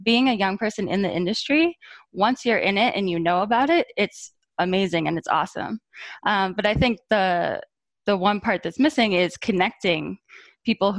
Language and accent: English; Boston, Massachusetts, United States; I'm from Boston. I grew up here